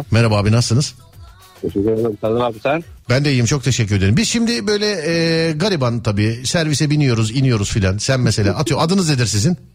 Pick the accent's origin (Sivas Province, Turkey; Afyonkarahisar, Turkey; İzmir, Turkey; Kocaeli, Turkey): Kocaeli, Turkey; İzmit; Kocaeli İzmit.